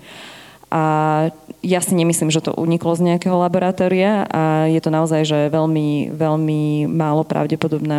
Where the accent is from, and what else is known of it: Žiar nad Hronom, Banská Bystrica Region, Slovakia; moved away